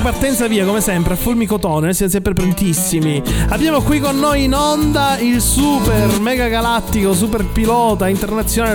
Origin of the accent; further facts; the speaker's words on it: Sicily, Italy; io da siciliano